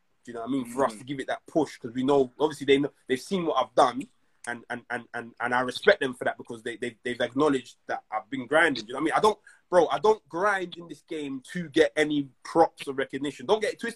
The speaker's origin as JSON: {"language": "English", "region": "London", "country": "United Kingdom", "said": "I'm from South"}